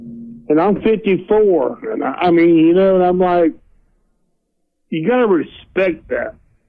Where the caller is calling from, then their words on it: Dothan, Alabama, United States; also born or lived in Bergman, Arkansas; I'm calling from Dothan, Alabama.